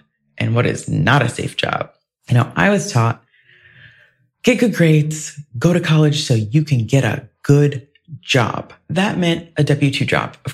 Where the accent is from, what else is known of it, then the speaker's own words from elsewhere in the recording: Ohio, United States; moved away; I grew up in Ohio